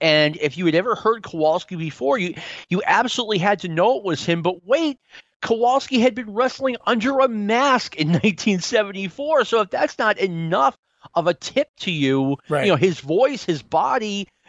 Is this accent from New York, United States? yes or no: yes; New York, United States; The way it worked, and I'm from New York. I have relatives in New York